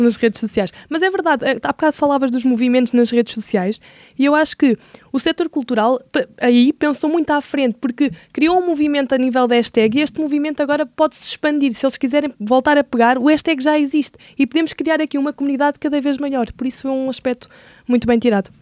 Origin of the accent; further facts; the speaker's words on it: Portugal; nós enquanto portugueses